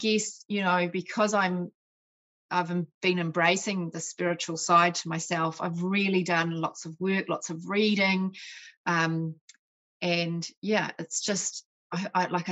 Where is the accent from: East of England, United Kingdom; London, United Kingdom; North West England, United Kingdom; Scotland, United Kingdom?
Scotland, United Kingdom; I was born in Scotland.